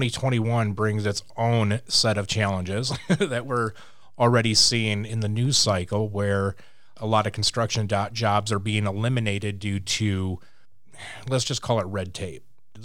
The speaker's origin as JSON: {"language": "English", "region": "Louisiana", "country": "United States", "said": "I'm Cajun, so I talk with my hands."}